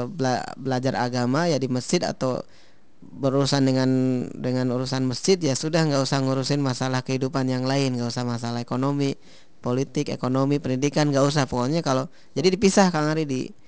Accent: Kuningan, West Java, Indonesia; Jadi saya di kampung saya di Kuningan tuh cerita gitu ada orang yang dulu ya Bandar Bawang ya Bandar Bawang kan di daerah sana di dekat saya

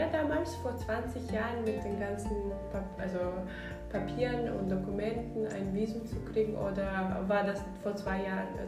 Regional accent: Kazakhstan; now in Berlin, Germany; ich komme ursprünglich eigentlich aus Kasachstan

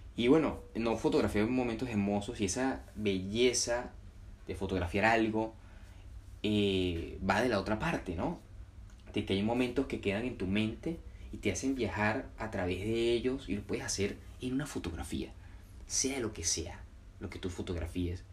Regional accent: Puerto Cabello, Carabobo, Venezuela; aprendí en Venezuela, en mi ciudad natal, Puerto Cabello

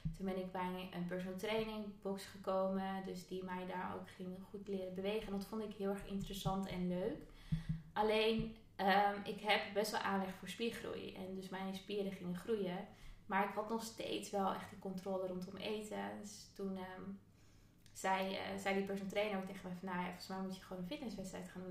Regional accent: Friesland, Netherlands; moved away; also born or lived in Amsterdam; ik kom uit Friesland, korfbal is daar echt een ding

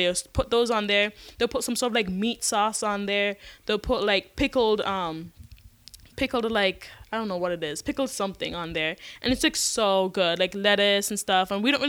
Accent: United States; moved away as an adult; also born or lived in Caribbean; now in China; I'm American by paper, Caribbean by heart.

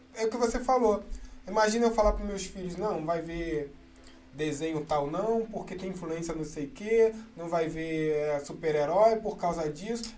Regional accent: Rio de Janeiro, Brazil; eu cresci assim na Mangueira

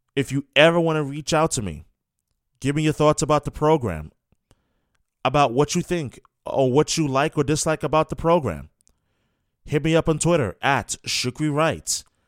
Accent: New York, United States; moved away; I was born and raised in New York, New York. That's where I'm from

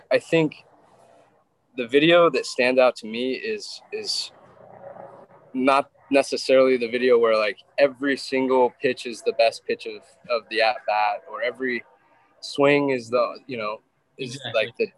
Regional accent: Wyoming, United States; I grew up in Wyoming where that's kind of your only option to stay entertained.

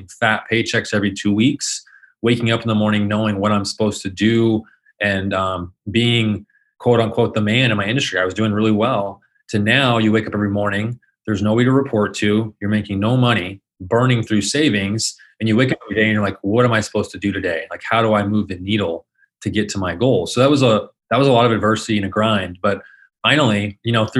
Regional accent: Phoenix, Arizona, United States; I was born and raised here in Phoenix, Arizona. So lived here pretty much my entire life.

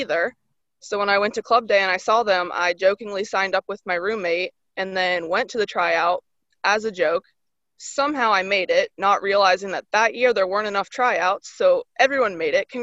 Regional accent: Cincinnati, Ohio, United States; I'm from Cincinnati. I live 20 minutes from Xavier

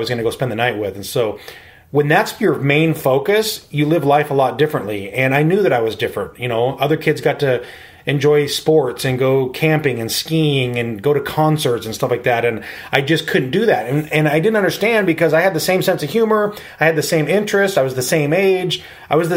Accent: Spokane, Washington, United States; I was born and raised here in Spokane

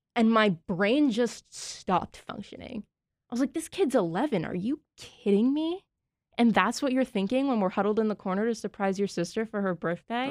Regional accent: Massachusetts, United States; I'm from Massachusetts.

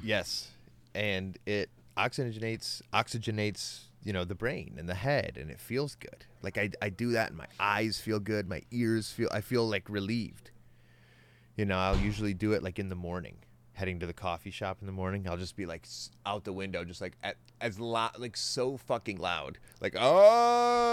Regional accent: United States; I'm from America

